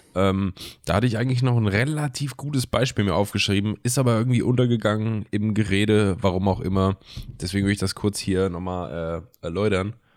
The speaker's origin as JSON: {"language": "German", "country": "Germany", "moved": "yes", "said": "in Fellerdingen gewohnt, wo ich herkomme"}